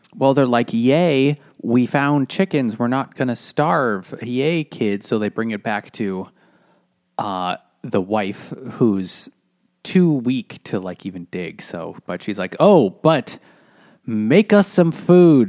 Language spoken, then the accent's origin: English; New England, United States; growing up in New England